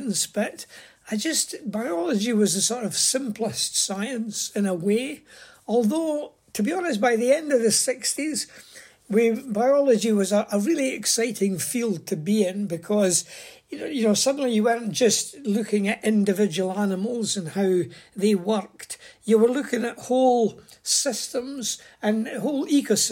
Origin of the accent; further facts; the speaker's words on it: Scotland, United Kingdom; I was born in Scotland and went to school and was no more interested in the outside world really than any other wee boy. But I did grow up through the 50s and the 60s